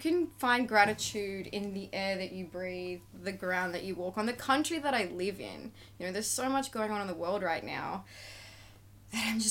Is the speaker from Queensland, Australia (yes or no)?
yes; Beaudesert, Queensland, Australia; now in Gold Coast, Australia; I grew up in Bow Desert. I like to call it beautiful desert